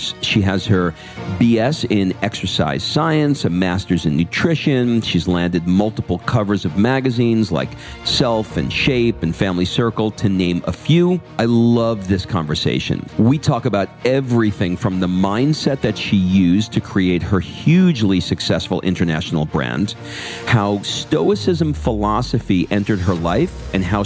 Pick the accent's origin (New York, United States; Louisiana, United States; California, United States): New York, United States; I grew up in New York